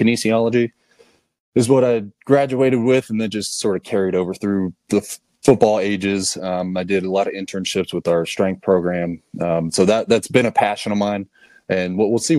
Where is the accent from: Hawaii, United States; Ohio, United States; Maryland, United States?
Ohio, United States; Pataskala; I grew up here in Pataskala, Ohio